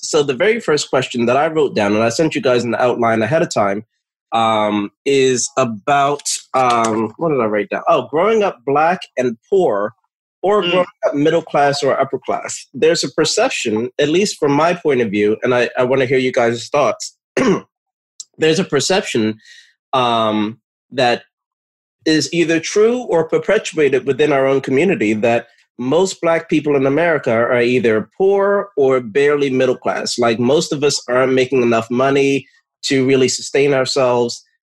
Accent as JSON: {"language": "English", "town": "Edison", "region": "New Jersey", "country": "United States", "tie": "born or raised there", "also_born_or_lived": "Newark, New Jersey / East Orange, New Jersey", "said": "moved from Newark to East Orange to Edison, New Jersey, which is where I spent the majority of my um, childhood and uh, young adulthood"}